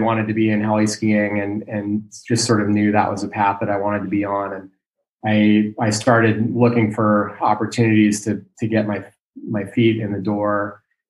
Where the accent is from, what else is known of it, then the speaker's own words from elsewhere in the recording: Ketchum, Idaho, United States; moved away as an adult; also born or lived in Bozeman, Montana / Alaska; now in Girdwood, United States; I grew up in Ketchum, Idaho, and lived there until I went to college.